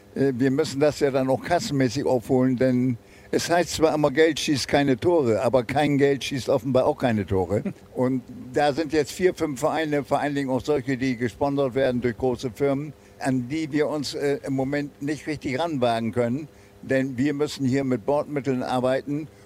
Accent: Bremen, Germany; moved away as an adult; also born or lived in Argentina / Montevideo; bin ich Bremer

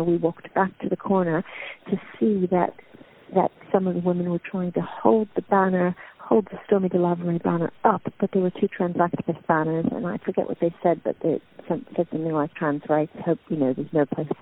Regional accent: New York, United States; moved away as an adult; now in London, United Kingdom; I'm from New York originally, although I've lived my whole adult life in the UK, mostly in London

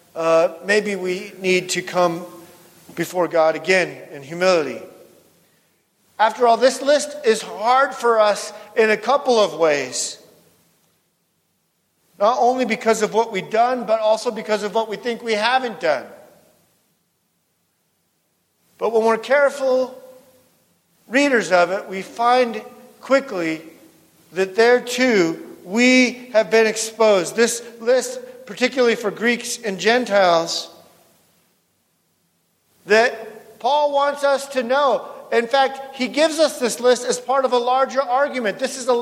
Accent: West Coast, United States; moved away; also born or lived in North Dakota; I grew up on the West Coast

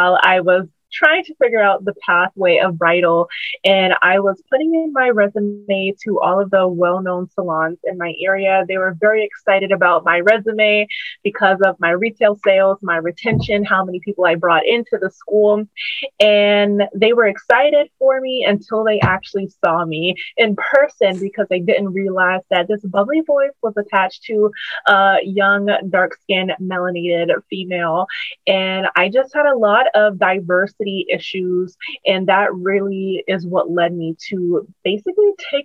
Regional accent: Charleston, South Carolina, United States; moved away as an adult; now in Charlotte, United States; My brand in my hometown where I was at before I moved

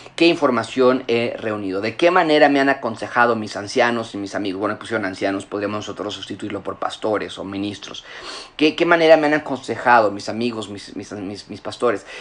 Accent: Mexico; moved away as an adult; yo, crecí en México en parte de mi juventud, a los 18 años me fui del, país y regresé ya casado y con hijos

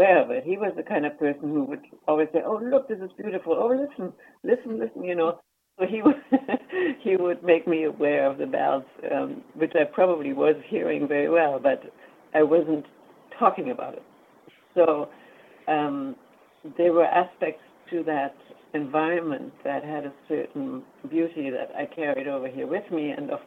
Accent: Germany; moved away as an adult; now in Vancouver, Canada; I grew up in Germany, and I immigrated in to Canada. Essentially, I've been in Vancouver since that time. In 1968, I was 22 at that time

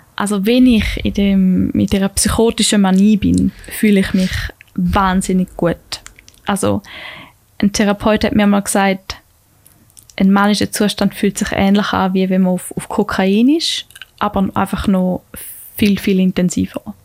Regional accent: Tägerwilen, Thurgau, Switzerland; also born or lived in Lucerne; bin ich sehr schnell wieder in Tegerwil gelandet, wo ich aufgewachsen bin

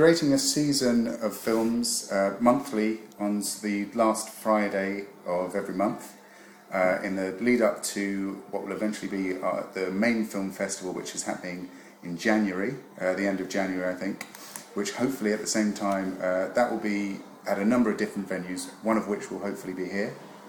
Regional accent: London, United Kingdom; I live just down the road. I live in Camberwell. So obviously, I'm originally from South London and I love it.

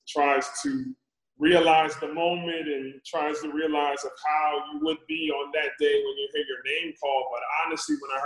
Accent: New Jersey, United States; moved away as an adult; also born or lived in Sacramento; I'm born and raised in New Jersey, living in this area

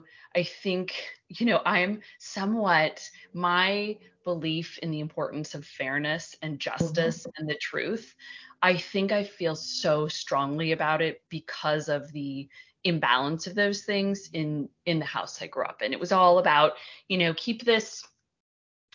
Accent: Portland, Oregon, United States; I grew up in Portland, Oregon, and family of four

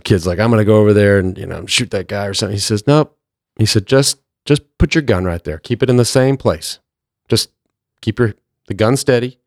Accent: Plano, Texas, United States; growing up in Plano, I was just a little white trash kid

